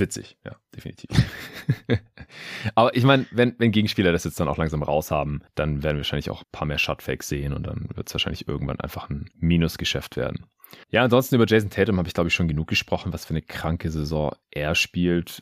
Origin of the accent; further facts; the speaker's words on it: Stuttgart, Baden-Württemberg, Germany; moved away; in meine alte Heimat nach Stuttgart